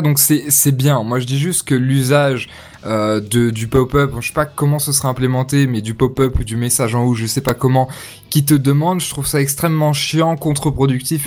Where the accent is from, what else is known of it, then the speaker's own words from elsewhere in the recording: France; On est français